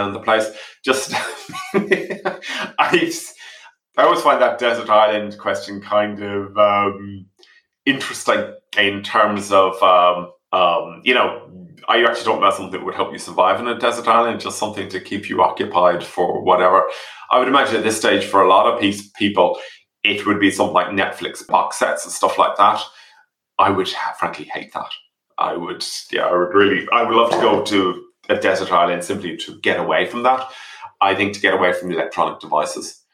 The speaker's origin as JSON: {"language": "English", "region": "England", "country": "United Kingdom", "tie": "born or raised there", "said": "as a child, I grew up in England as a child"}